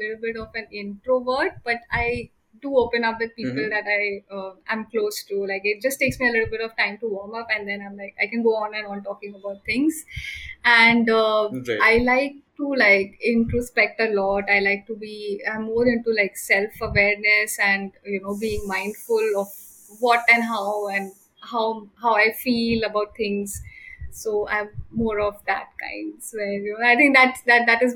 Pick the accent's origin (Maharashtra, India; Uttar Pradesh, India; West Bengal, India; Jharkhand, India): Maharashtra, India; Mumbai; I grew up in Matunga. Then I shifted to Navi Mumbai.